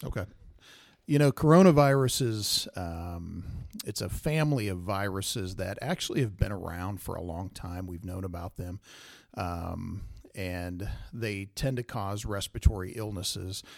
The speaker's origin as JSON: {"language": "English", "town": "Salina", "region": "Kansas", "country": "United States", "tie": "born or raised there", "said": "I grew up in Salina, uh, southeast of Saline Grad"}